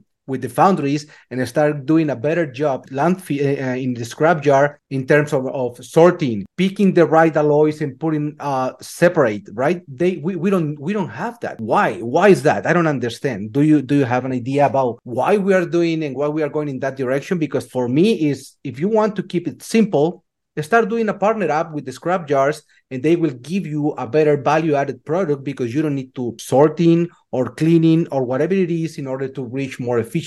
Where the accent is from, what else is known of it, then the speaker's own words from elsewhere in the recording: Colombia; moved away as an adult; now in United States; I started very, very, very young back in Colombia. I'm from Colombia.